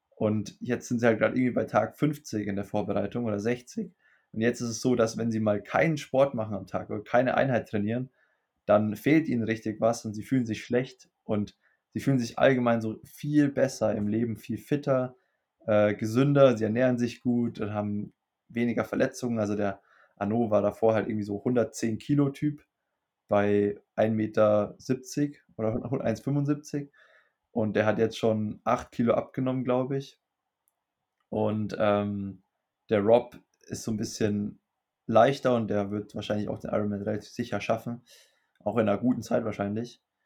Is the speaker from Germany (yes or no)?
yes; Germany; bei uns in Deutschland